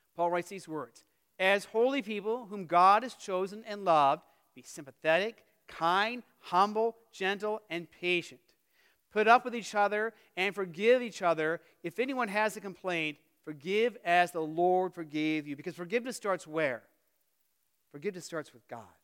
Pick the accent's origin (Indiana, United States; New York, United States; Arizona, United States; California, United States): Arizona, United States; Phoenix; moved away; growing up in Phoenix